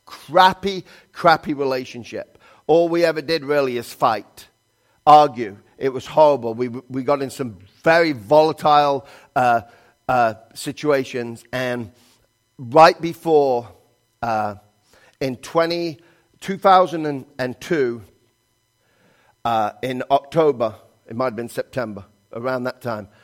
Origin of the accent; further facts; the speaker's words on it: England, United Kingdom; moved away as an adult; now in United States; I'm from England